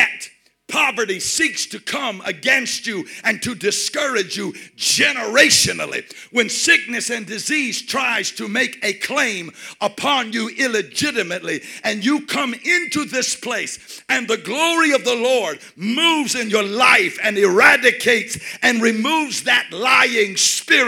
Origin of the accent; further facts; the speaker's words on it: United States; I'm from the United States